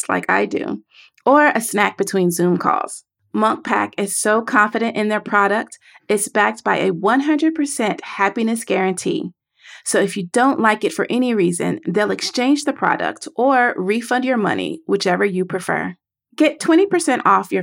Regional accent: the South, United States; I am from the South

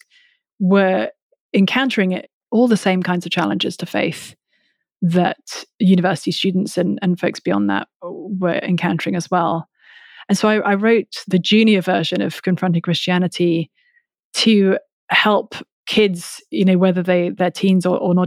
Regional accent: London, United Kingdom; I come from the UK. I was born and raised in England, lived most of my childhood and adolescence and teenage years in London

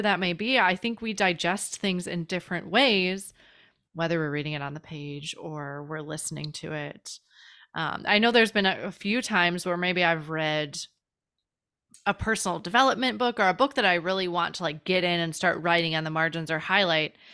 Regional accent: Chicago, Illinois, United States; from Chicago

